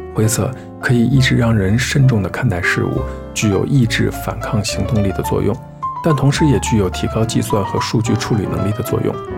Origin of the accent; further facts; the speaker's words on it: Xi'an, Shaanxi, China; 作为一名西安人